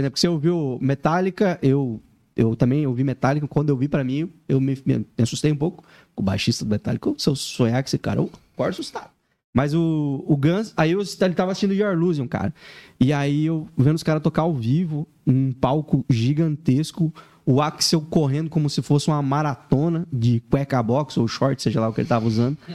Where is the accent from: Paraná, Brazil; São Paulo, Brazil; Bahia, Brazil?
Paraná, Brazil; Laranjeiras do Sul; Eu vim do interior do Paraná, numa cidade chamada Laranjeiras do Sul. A cidade, nossa, é muito pequena.